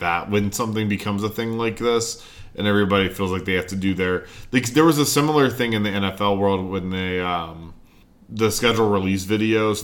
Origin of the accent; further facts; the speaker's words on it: North Carolina, United States; where I grew up in North Carolina